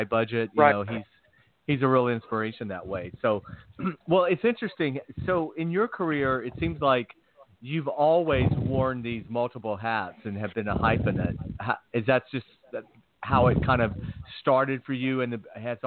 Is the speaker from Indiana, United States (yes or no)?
no; Georgia, United States; moved away; also born or lived in Los Angeles; I'm from Georgia